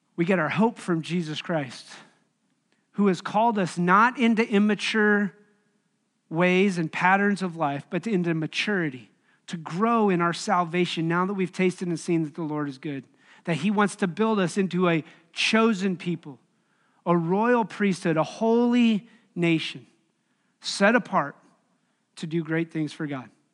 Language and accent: English; Wyoming, United States; moved away as an adult; also born or lived in Bolivar, Missouri; now in Kansas City, United States; I grew up in Wyoming